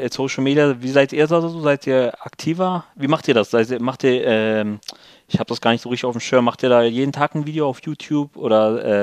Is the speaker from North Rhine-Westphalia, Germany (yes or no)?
no; Lower Saxony, Germany; ich würde mehr sagen Deutsch, äh, weil ich im östlichen Ringgebiet eigentlich nur unter Deutschen groß geworden bin.